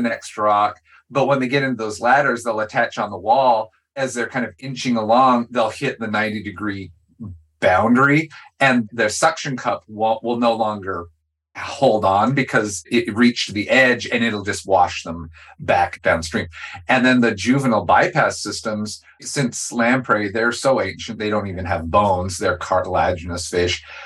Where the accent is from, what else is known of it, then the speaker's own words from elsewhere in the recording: Nez Perce Reservation, Idaho, United States; I grew up on the Nez Perce Reservation